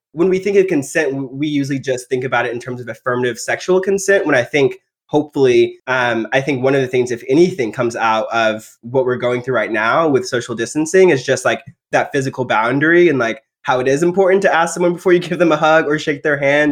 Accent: Texas, United States; I grew up in Texas in the rural area

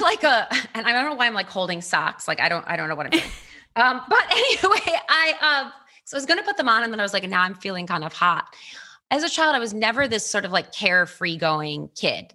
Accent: Baltimore, Maryland, United States; born or raised there; now in Los Angeles, United States

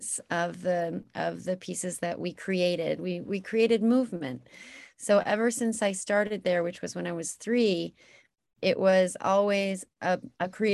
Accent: Salt Lake City, Utah, United States; I was born in Utah, in Salt Lake City, Utah

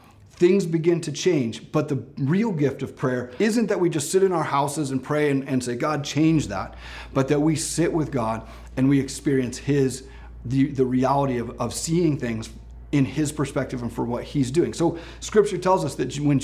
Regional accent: Ashland, United States; I grew up in Ashland, and if you know, Ashland's famous for having the 4th of July parade.

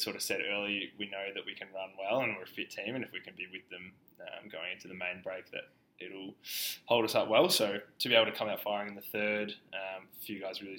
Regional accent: Victoria, Australia; as a kid growing up in Australia

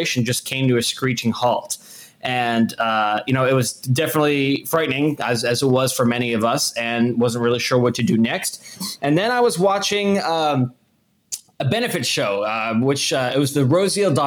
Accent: New Jersey, United States; moved away as an adult; also born or lived in Boston; I went to school up in Boston, and I grew up in New Jersey.

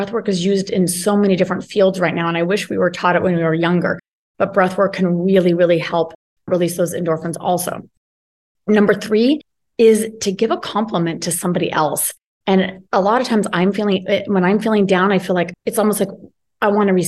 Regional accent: United States; I'm American, actually living in Belize for the winter

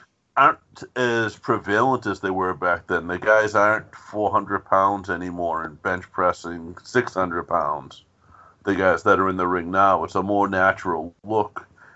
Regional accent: South Boston, Massachusetts, United States; Me and Joe grew up in a town. We grew up in South Boston, Massachusetts.

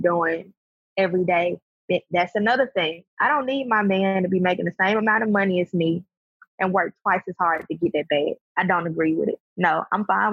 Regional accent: Birmingham, Alabama, United States; also born or lived in Huntsville, Alabama; The friends that I grew up with in Birmingham

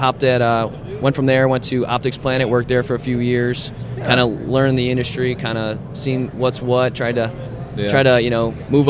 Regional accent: Chicago, Illinois, United States; I'm from Chicago

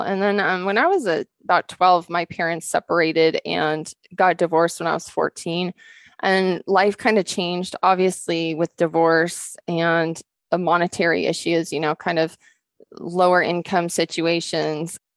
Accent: Rocky Mountains, Montana, United States; also born or lived in Western Washington; now in Montana, United States; Growing up in the Rocky Mountains and in the sunshine

